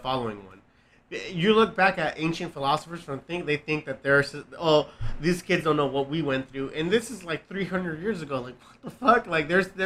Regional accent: United States; I'm a fucking American

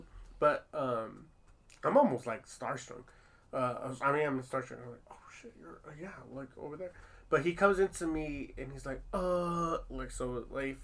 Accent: Long Beach, California, United States; I'm from Long Beach too

